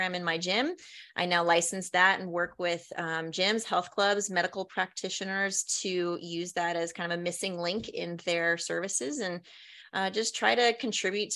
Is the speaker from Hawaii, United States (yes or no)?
yes; Hawaii, United States; moved away as an adult; also born or lived in Washington, District of Columbia, United States / New Jersey / New York; I grew up in Hawaii.